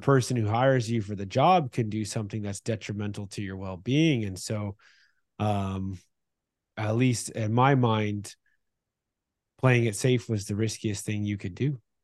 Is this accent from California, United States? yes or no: yes; Northern California, United States; where we grew up in Northern California